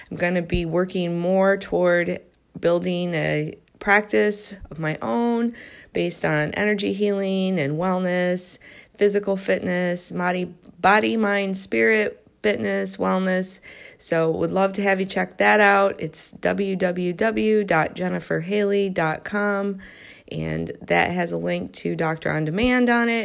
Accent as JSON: {"language": "English", "region": "Midwest", "country": "United States", "tie": "born or raised there", "moved": "as an adult", "lives_now": "Southern California, United States", "said": "I am a Midwesterner. I grew up in the Midwest"}